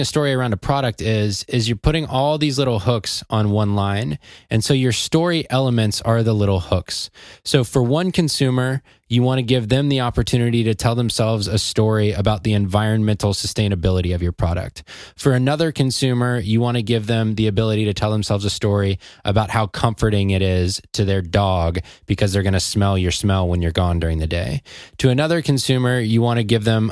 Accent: Atlanta, Georgia, United States; I'm from Atlanta

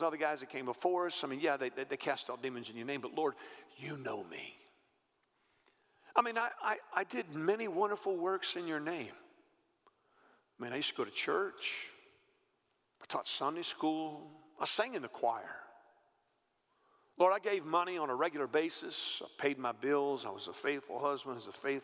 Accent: Texas, United States; I grew up in Texas

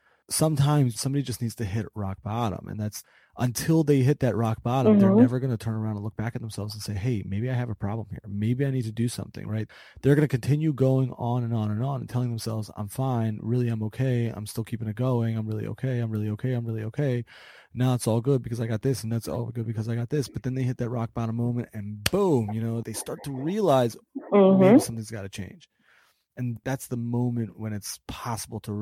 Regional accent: Baltimore, Maryland, United States; I grew up in Baltimore

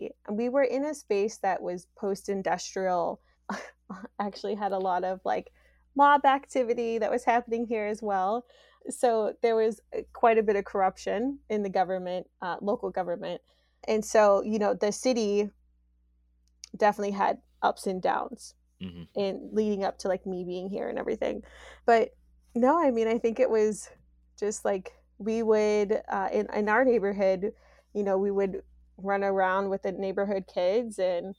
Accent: Youngstown, Ohio, United States; Well, so I spent part of my life here on the south side of Youngstown.

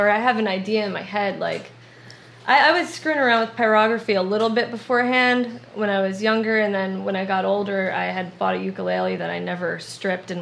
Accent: New Jersey, United States; moved away as an adult; also born or lived in Bay Ridge, Brooklyn; now in New York, United States; I grew up in New Jersey.

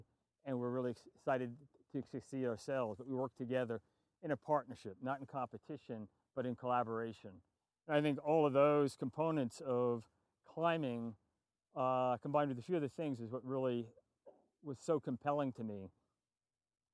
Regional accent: New York City, New York, United States; moved away; I'm from New York City originally, and just across the border on Long Island

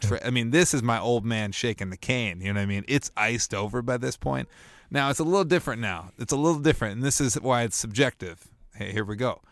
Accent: Bloomington, Minnesota, United States; also born or lived in Winona; Bloomington, Minnesota, my hometown.

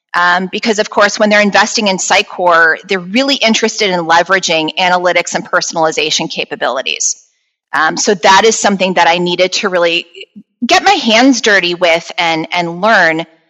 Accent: Chicago, Illinois, United States; I was born and raised here around Chicago, Illinois

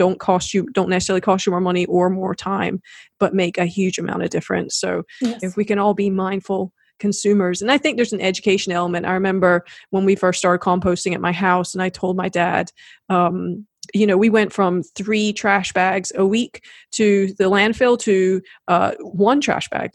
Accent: Scotland, United Kingdom; now in South Carolina, United States; I've always felt a little bit like a foreigner in South Carolina. I spent half my life growing up in Scotland and half here.

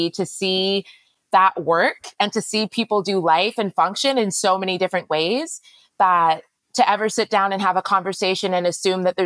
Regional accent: Canada; also born or lived in Middle East; now in Ghana; I was born in Canada, which meant that by that point, both of my parents had left Ghana

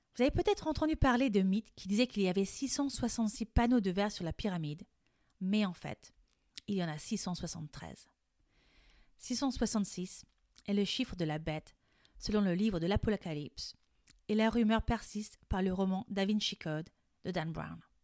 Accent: France; Je suis française et coach de français

